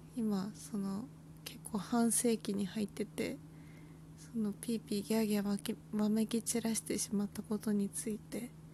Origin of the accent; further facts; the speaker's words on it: Kanto, Japan; moved away as an adult; now in Nagasaki, Japan; 私は関東人間